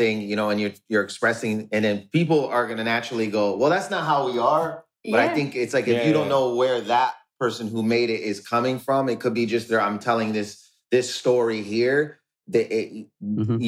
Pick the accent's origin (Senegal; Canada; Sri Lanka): Canada; Windsor, Ontario; I grew up in Canada. So I grew up in Windsor.